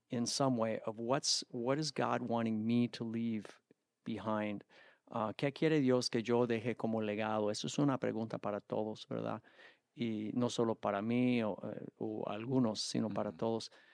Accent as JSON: {"language": "English", "country": "United States", "said": "as an American, a North American from the United States"}